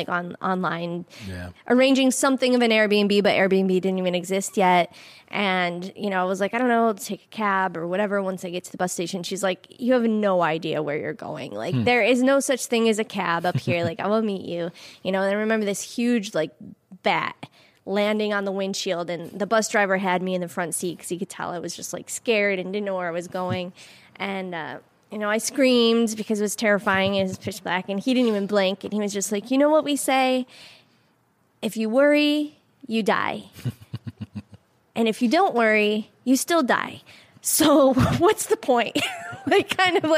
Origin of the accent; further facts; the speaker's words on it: Syracuse area, New York, United States; I would end up in my hometown